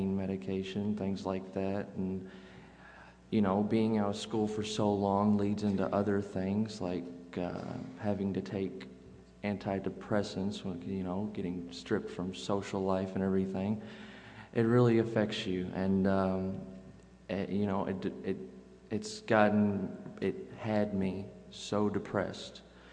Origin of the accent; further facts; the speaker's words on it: Henderson, United States; I'm from Henderson